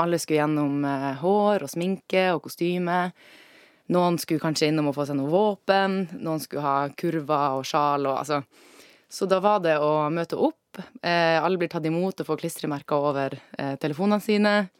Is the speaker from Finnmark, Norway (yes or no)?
yes; Alta, Finnmark, Norway; moved away; also born or lived in Trondheim; jeg er fra Alta i Finnmark